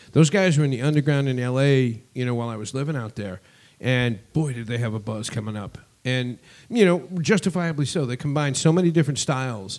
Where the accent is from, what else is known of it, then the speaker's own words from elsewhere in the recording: Boston, Massachusetts, United States; I'm from Boston